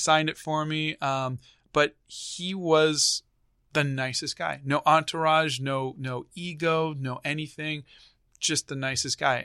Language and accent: English; Bay Area, California, United States; I grew up in the Bay Area.